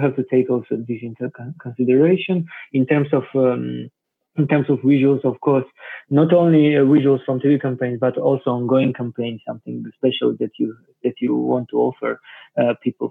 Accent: Georgia; now in Barcelona, Spain; from Georgia

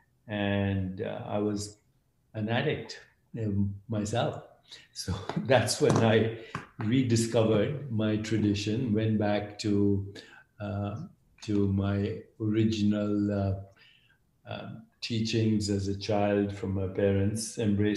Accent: India; I grew up in India, and my mother was a great inspiration

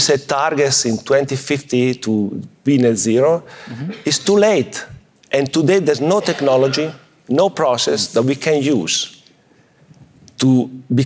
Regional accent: Italy; I'm coming from Italy

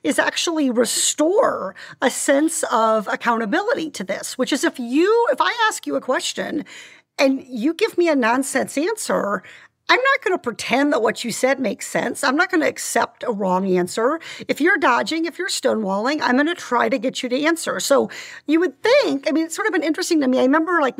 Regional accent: Iowa, United States; also born or lived in Orange County, California; now in California, United States; growing up in Iowa in the 1980s during Farm Aid and the tractor motorcades and watching the farming community where I grew up really struggle economically

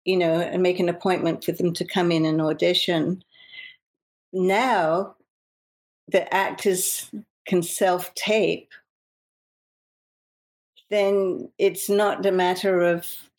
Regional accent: London, United Kingdom; moved away as an adult; now in Los Angeles, United States; Growing up in England and working in England

